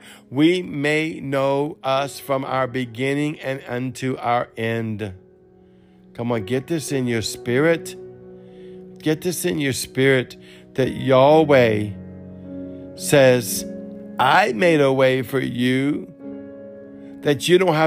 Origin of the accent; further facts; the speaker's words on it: Cajun, Louisiana, United States; accent: Cajun; Though I speak English. But I'm Cajun.